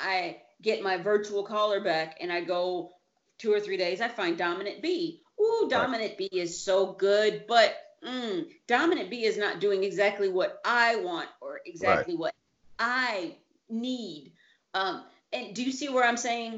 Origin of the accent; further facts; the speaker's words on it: United States; now in Italy; I'm American